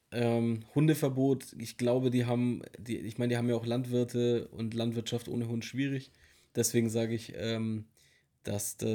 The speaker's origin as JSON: {"language": "German", "country": "Germany", "said": "Wir sind Deutsche. In Deutschland."}